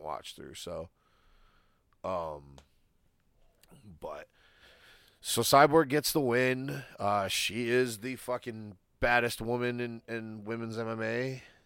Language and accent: English; Michigan, United States; I'm from Michigan